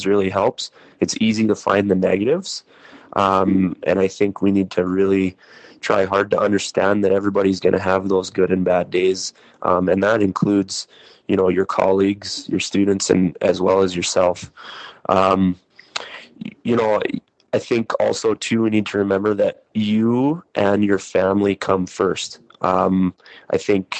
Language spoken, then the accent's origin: English; North Dakota, United States; accent: North Dakota accent with a bit of Canadian; now in Minot, United States; my North Dakota accent and a little bit of Canadian accent maybe mixed in there as well